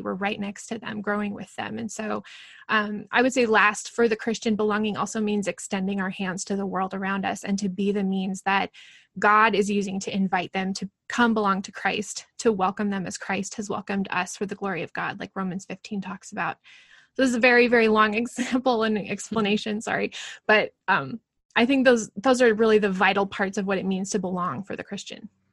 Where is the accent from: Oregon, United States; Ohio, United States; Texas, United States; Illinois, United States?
Oregon, United States; Portland; moved away as an adult; now in Alberta, Canada; I live a thousand miles almost exactly from where I grew up in the Portland area